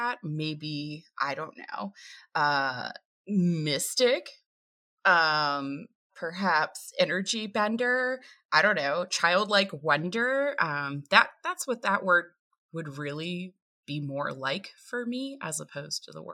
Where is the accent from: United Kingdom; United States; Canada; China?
United States; Appalachian Mountains of Virginia; I hail from the Appalachian Mountains of Virginia